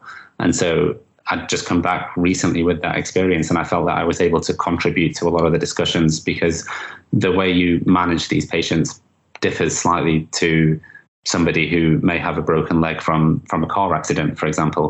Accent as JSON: {"language": "English", "town": "Manchester", "region": "North West England", "country": "United Kingdom", "tie": "born or raised there", "said": "in Manchester, in my hometown."}